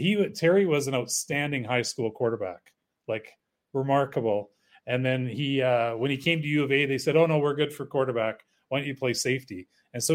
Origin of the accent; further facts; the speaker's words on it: Peace River, Alberta, Canada; moved away as an adult; also born or lived in Grande Prairie / Edmonton; I grew up in Peace River actually, and so I played every sport when I was up there